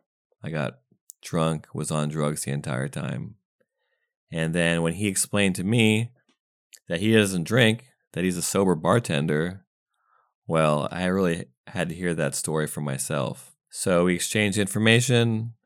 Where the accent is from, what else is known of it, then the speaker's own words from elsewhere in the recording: United States; also born or lived in Windsor, England; And I moved to the States when I was like 5.